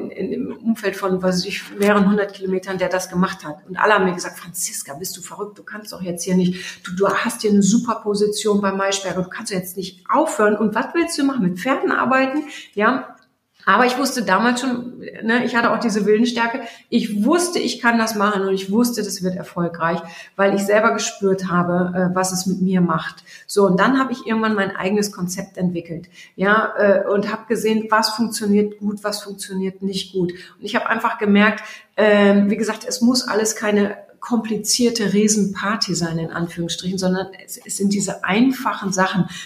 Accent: Germany; Jetzt bin ich aus Friese, aus Friese reden gar nicht so viel.

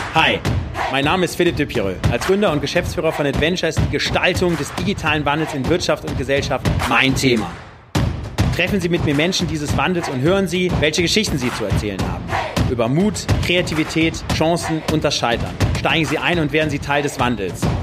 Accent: Germany; Jetzt bin ich ja Deutscher

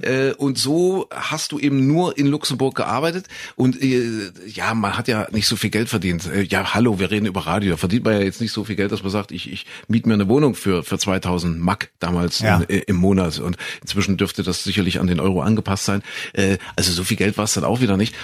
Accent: Saxony-Anhalt, Germany; ich bin ja groß geworden in Sachsen-Anhalt in Kuhköthen

